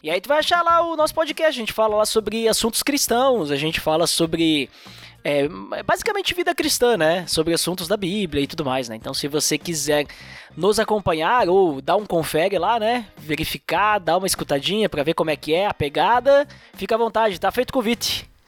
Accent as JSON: {"language": "Portuguese", "town": "Bento Gonçalves", "region": "Rio Grande do Sul", "country": "Brazil", "said": "eu sou do Rio Grande do Sul, Serra Gaúcha. Se vocês quiserem vir conhecer minha cidade aqui, Bento Gonçalves"}